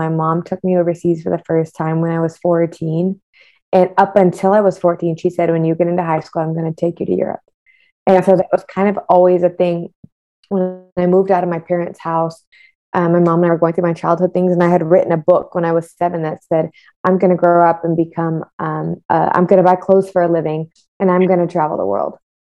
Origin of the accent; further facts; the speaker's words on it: West Bloomfield, Michigan, United States; now in Miami, United States; I'm originally from West Bloomfield, Michigan, but currently reside in sunny Miami, Florida. I've lived all over the world.